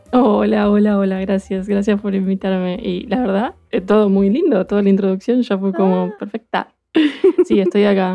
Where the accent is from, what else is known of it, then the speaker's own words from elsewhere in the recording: Buenos Aires, Argentina; moved away as an adult; now in Bristol, United Kingdom; soy porteña, soy de Buenos Aires